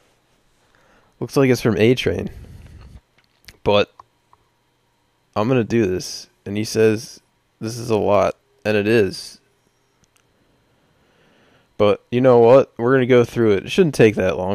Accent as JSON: {"language": "English", "town": "Baltimore", "region": "Maryland", "country": "United States", "accent": "Baltimore", "said": "my Baltimore accent"}